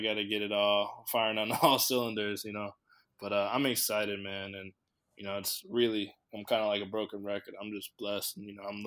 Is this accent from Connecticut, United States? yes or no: yes; Connecticut, United States; I'm from Connecticut